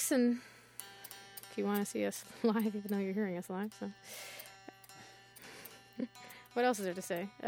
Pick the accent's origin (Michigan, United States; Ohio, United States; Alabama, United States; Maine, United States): Maine, United States; now in Somerville, United States; I'm from Maine.